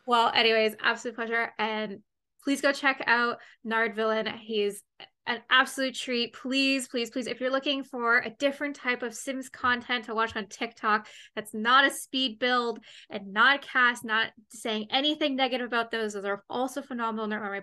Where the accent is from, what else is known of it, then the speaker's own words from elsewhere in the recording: Canada; I'm Canadian